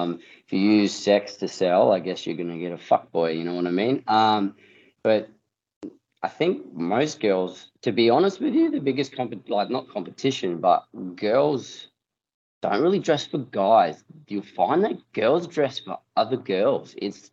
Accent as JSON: {"language": "English", "town": "Darwin", "region": "Northern Territory", "country": "Australia", "tie": "born or raised there", "said": "the younger girls I grew up with in Darwin"}